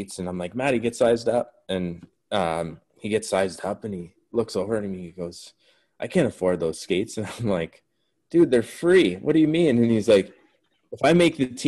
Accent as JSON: {"language": "English", "town": "Windsor", "region": "Ontario", "country": "Canada", "said": "I'm from Windsor too"}